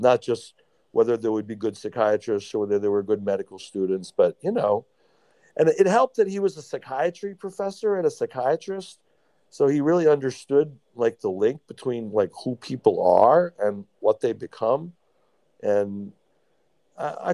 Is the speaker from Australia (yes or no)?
no; Baltimore, Maryland, United States; I was born in Baltimore. So at the time, I mean, I grew up in the early 70s in Baltimore.